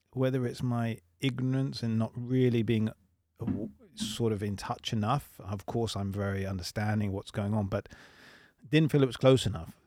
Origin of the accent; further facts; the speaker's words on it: England, United Kingdom; moved away as an adult; also born or lived in London; now in Sweden; I am English. I live in Sweden.